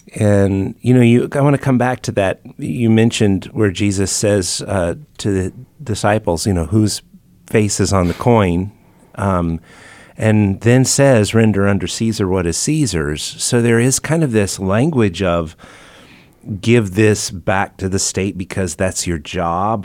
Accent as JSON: {"language": "English", "country": "United States", "said": "I didn't have a say on whether I'm an American or not"}